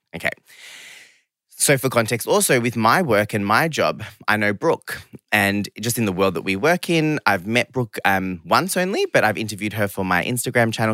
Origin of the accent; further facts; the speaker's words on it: Geelong, Victoria, Australia; English is a second language; also born or lived in London / Sydney; I grew up in Geelong, which is, you know, really regional town, like second biggest place in Victoria